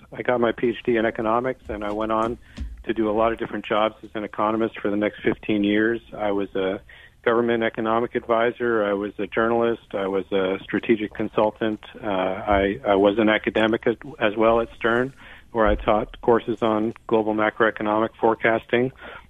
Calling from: Brooklyn, New York, United States; Brooklyn, New York.

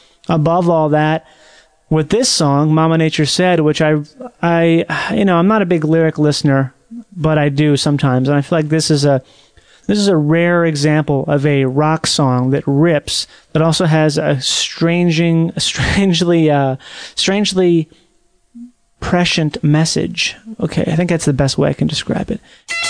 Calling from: California, United States; I'm calling from the United States, from California. I'm so glad I got you, even on a Sunday.

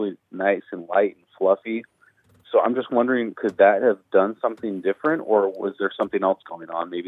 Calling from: Fresno, California, United States; Fresno, California.

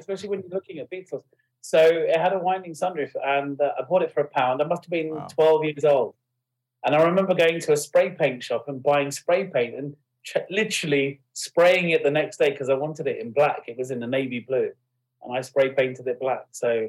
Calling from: Windsor, South East England, United Kingdom; No, I'm in the office today. In Windsor.

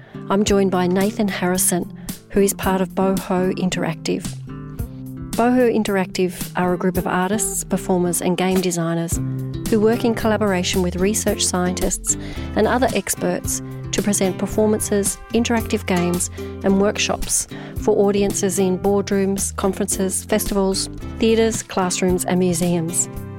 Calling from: Brisbane, Queensland, Australia; Well, I'm joining you from Meanjin in Brisbane, the land of the Yuggera and Turrbal people.

